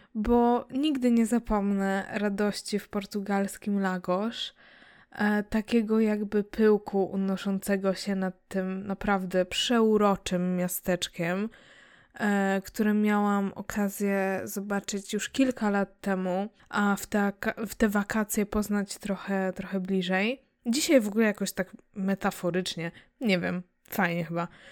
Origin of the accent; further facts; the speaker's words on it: Łódź, Łódź Voivodeship, Poland; wychowałam się w mieście, mm, chociaż i tak wcześniej się wyprowadziliśmy pod, pod Łódź